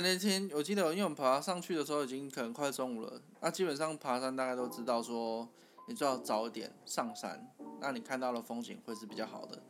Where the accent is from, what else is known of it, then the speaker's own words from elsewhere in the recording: Taichung, Taiwan; 我们是台中人嘛